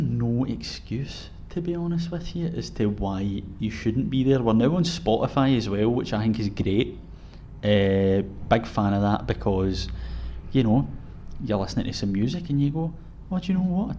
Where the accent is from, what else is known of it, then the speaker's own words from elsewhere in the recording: Scotland, United Kingdom; accent: Scottish; obviously we're from Scotland, so our accents are horrendous with voice recognition technology as it goes.